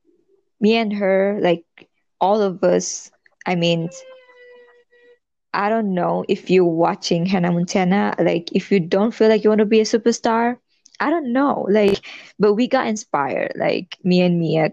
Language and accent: English; Sarawak, Malaysia; the town that we're actually living at that moment, where I'm from there